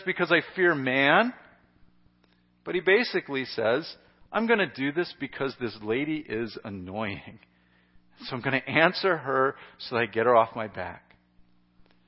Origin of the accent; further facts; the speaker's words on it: United States; as an American